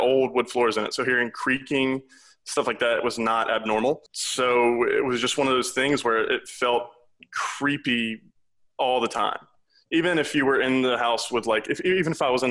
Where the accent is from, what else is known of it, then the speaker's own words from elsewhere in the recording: South Louisiana, United States; I'm originally from South Louisiana